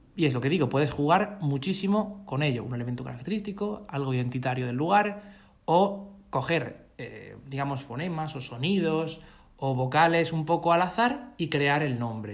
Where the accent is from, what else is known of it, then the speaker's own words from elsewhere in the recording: La Copa, Region of Murcia, Spain; moved away; Yo soy de un pueblo muy pequeñito, de unos 700 o 600, porque está bajando, habitantes. Se llama La Copa, la Copa de Bullas.